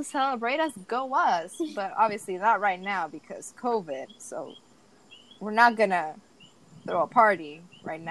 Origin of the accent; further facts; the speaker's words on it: Puerto Rico; the Puerto Rican identity. We're American citizens